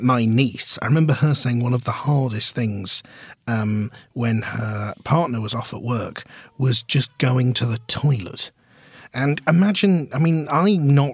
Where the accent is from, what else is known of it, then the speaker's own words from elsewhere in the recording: London, United Kingdom; We are two comedians from Britain's London